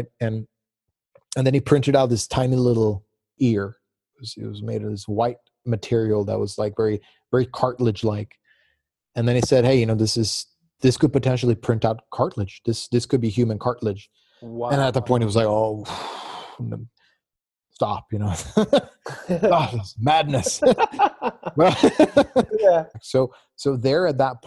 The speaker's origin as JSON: {"language": "English", "town": "Gothenburg", "region": "Västra Götaland", "country": "Sweden", "tie": "born or raised there", "also_born_or_lived": "Virginia, United States", "moved": "yes", "lives_now": "Gothenburg, Sweden", "said": "I got into a school in Gothenburg, so the city where I was born"}